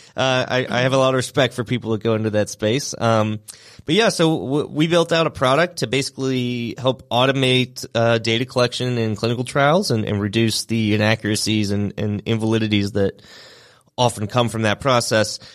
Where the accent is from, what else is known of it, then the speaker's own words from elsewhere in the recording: St. Louis, Missouri, United States; moved away as an adult; now in Atlanta, United States; I am from Saint Louis, Missouri. I moved down to Atlanta about nine years ago.